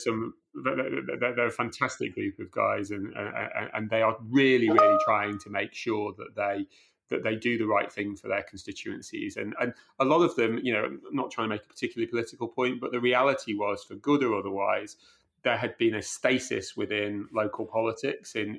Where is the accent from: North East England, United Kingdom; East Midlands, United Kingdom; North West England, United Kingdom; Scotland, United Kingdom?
East Midlands, United Kingdom; Chesterfield; I saw that growing up in Chesterfield